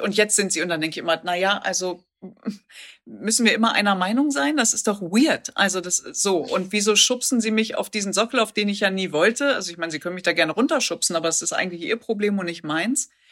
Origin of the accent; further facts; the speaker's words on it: the Ruhr area, North Rhine-Westphalia, Germany; ich komme aus dem Pott